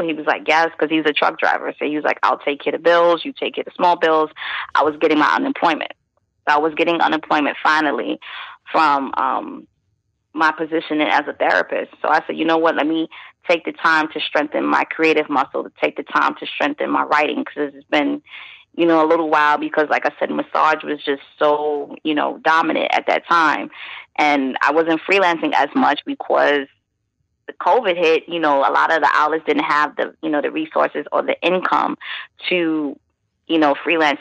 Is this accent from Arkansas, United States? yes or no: no; New York City, New York, United States; moved away as an adult; now in Virginia Beach, United States; I'm from Brooklyn, born and raised in Brooklyn, East New York, Brooklyn to be exact